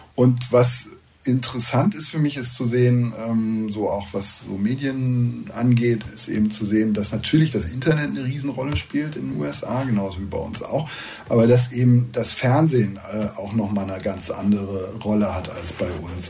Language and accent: German; Rhine corridor, western Germany, North Rhine-Westphalia, Germany; now in United States; in der mhm. Rheinschiene, wo ich herkomme